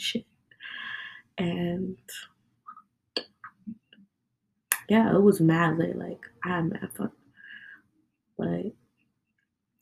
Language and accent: English; New York, United States; I'm from New York. And us people, you know, from New York